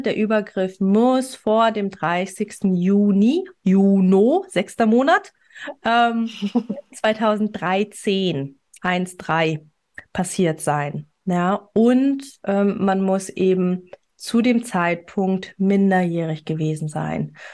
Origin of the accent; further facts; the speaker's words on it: Germany; hier bei uns in Deutschland